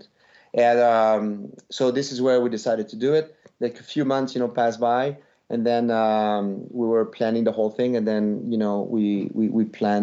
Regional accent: Montreal, Quebec, Canada; accent: French; English is a second language; moved away as an adult; now in United States; we grew up in Montreal reading French comics and watching American TV

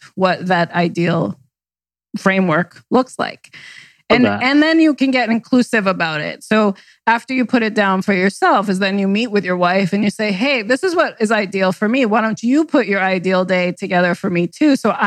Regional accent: New York, United States; moved away; also born or lived in New Jersey / West Coast; I was born in Jersey and raised in New York

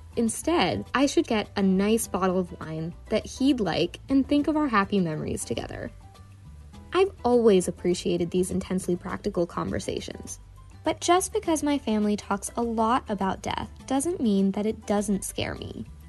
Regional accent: Northern Virginia, United States; I'm from Northern Virginia, but my parents immigrated from India before I was born

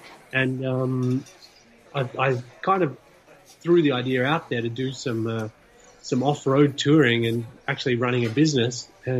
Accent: Australia; moved away as an adult; now in Revelstoke, Canada; I grew up in Australia.

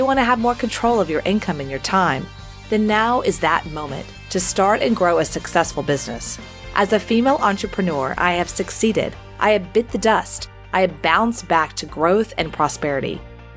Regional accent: Houston, Texas, United States; I grew up Southern Baptist in Houston

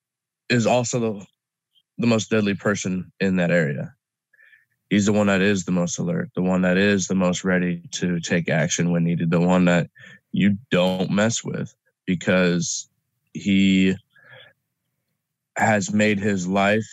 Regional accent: United States; I'm an American

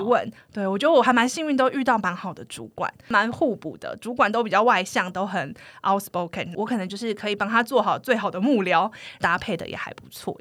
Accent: Taiwan; moved away as an adult; also born or lived in United States; 我是从小台湾土生土长嘛，然后就到了美国

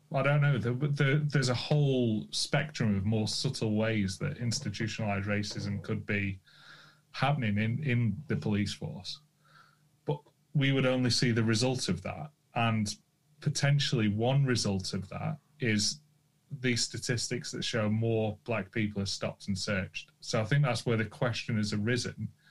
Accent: United Kingdom; I'm British

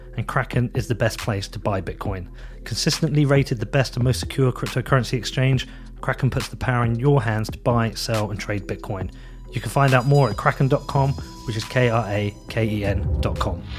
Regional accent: United Kingdom; I'm British

